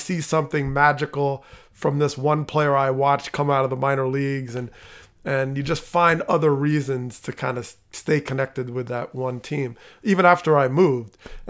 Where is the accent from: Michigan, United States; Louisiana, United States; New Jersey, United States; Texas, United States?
New Jersey, United States; northern; moved away; and I didn't grow up outside of Philly. I grew up in New Jersey, but north.